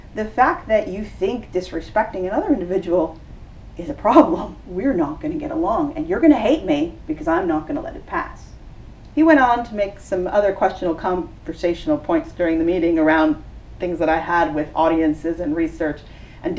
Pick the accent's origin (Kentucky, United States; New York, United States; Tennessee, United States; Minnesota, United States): New York, United States; now in Los Angeles, United States; I'm from New York, very direct.